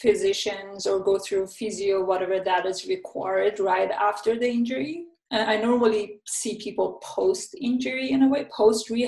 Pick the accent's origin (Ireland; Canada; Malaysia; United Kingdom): Canada; Vancouver, British Columbia; I'm from Vancouver, Canada